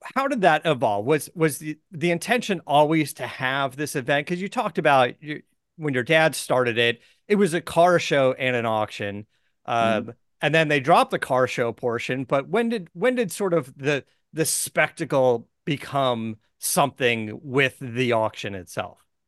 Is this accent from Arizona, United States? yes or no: yes; Arizona, United States; I was born in Arizona, so I grew up around going to Barrett Jackson as a kid